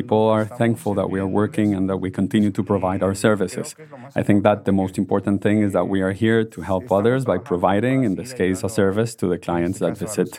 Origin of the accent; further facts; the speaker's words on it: Oaxaca, Mexico; now in Los Angeles, United States; I come from Oaxaca City